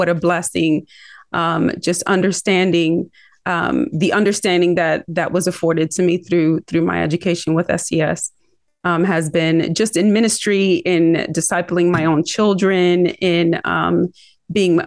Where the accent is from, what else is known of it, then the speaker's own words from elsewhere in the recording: Philadelphia, Pennsylvania, United States; accent: Philly-Rican; now in North Carolina, United States; I was born in North Philadelphia to a Puerto Rican family. And so that's why I kind of have a little bit, what we call it, a Philly-Rican accent.